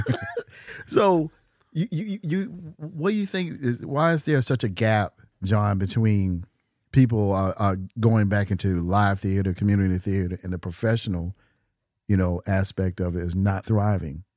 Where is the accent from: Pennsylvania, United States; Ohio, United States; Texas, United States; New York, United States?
New York, United States; now in Winston-Salem, United States; I'm a New Yorker